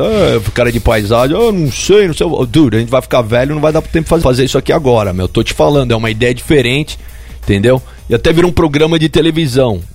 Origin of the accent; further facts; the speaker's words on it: Brazil; moved away; also born or lived in New York, United States; Eu sou brasileiro